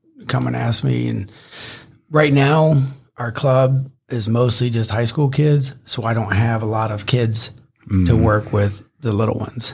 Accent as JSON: {"language": "English", "region": "Ohio", "country": "United States", "tie": "born or raised there", "moved": "yes", "said": "I grew up in Ohio"}